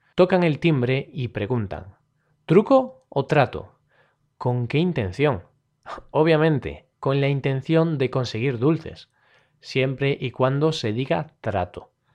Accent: Galicia, Spain; yo soy del norte, yo soy de Galicia, así que aquí, en mi región

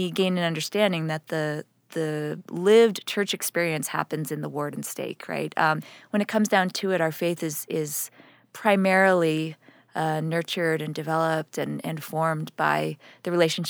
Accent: New York City, New York, United States; Yeah, I grew up right in New York

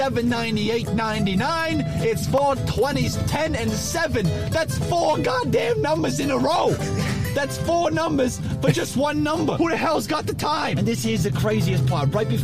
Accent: New York, United States; I'm from New York.

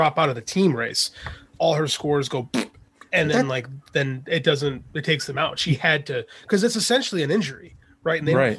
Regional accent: Chicago, Illinois, United States; I'm from Chicago

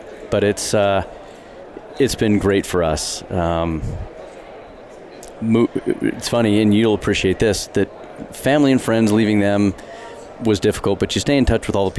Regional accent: Colorado, United States; moved away as an adult; now in Bozeman, United States; I was born and raised in Colorado.

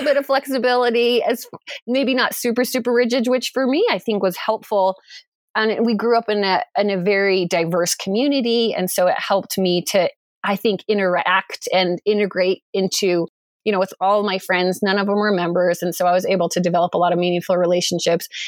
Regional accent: Durango, Colorado, United States; moved away as an adult; also born or lived in Idaho; I was born and raised in Durango, Colorado.

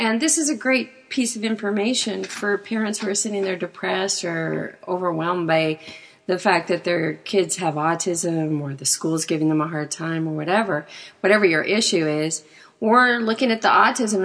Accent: outside of Winnipeg, Manitoba, Canada; moved away; I grew up outside of Winnipeg

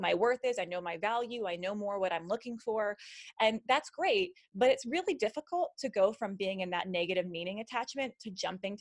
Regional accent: Las Vegas, Nevada, United States; moved away as an adult; also born or lived in Nashville; I'm from Las Vegas. We recently moved back here, but I was living in Nashville for the past 4 years

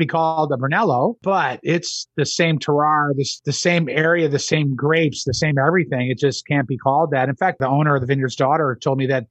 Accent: Buffalo, New York, United States; I'm from that area. I'm from Buffalo, New York

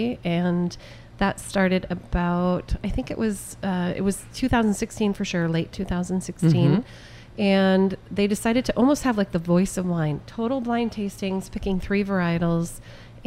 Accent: upstate New York, United States; moved away; I grew up in upstate New York

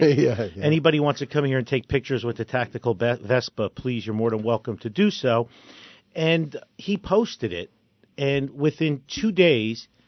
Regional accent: Newark, New Jersey, United States; I grew up in Newark

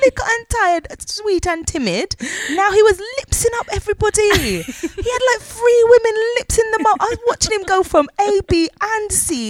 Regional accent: United Kingdom; moved away as an adult; we're two British black sisters from the UK

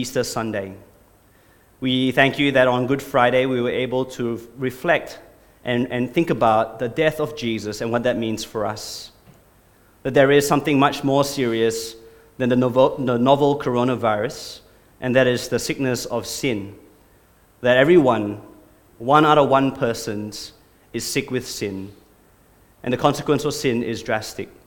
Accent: Singapore; moved away as an adult; also born or lived in Australia; now in Brisbane, Australia; I'm from Singapore originally. I came to Australia 20 years ago, but I was a legitimate Singaporean. I did my national service, and I did my time

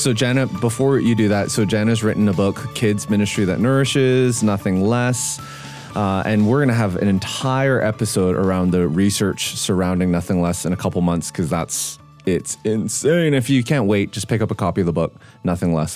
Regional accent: Canada; moved away; I grew up in Canada.

